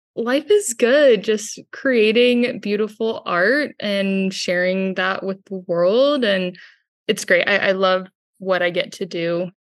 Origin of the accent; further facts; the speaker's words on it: Houston, Texas, United States; From Houston, Texas, I'm a full-time Catholic artist and illustrator.